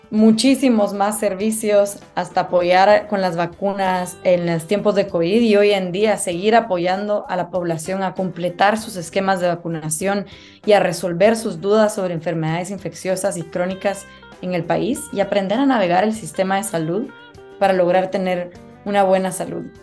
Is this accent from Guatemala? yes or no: yes; Guatemala; Yo soy una mujer guatemalteca